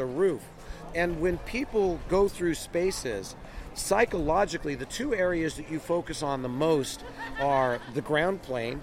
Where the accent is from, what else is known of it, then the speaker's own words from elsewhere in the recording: California, United States; as a Californian